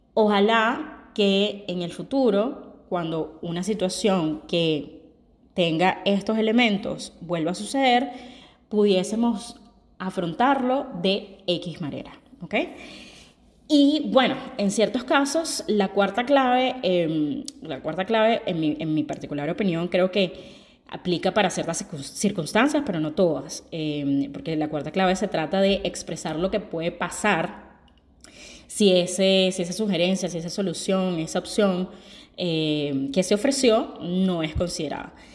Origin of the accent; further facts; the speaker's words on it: Venezuela; moved away; yo soy una venezolana que tiene mucho tiempo viviendo fuera